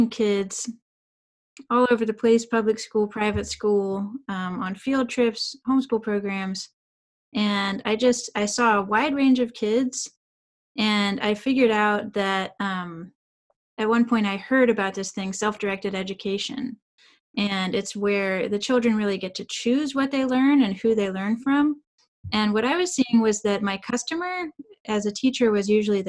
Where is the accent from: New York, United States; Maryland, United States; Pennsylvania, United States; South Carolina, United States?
South Carolina, United States; now in Durham, United States; I'm originally from South Carolina, but now I live in Durham, North Carolina